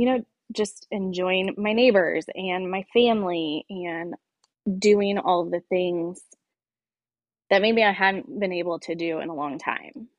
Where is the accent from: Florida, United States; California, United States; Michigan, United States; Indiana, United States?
Indiana, United States; Greenwood; also born or lived in Bloomington, Indiana; born and raised in Center Grove in the Greenwood area